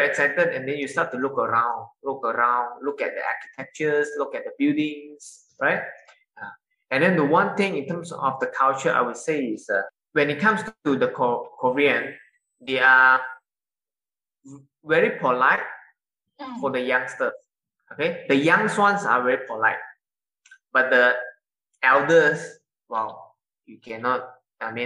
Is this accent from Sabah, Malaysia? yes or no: yes; Sabah, Malaysia; now in Johor Bahru, Malaysia; I'm from Sabah